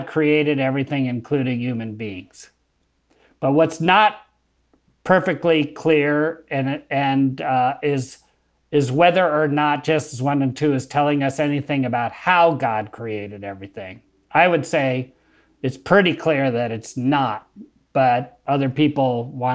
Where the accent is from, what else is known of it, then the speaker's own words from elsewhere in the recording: United States; I'm American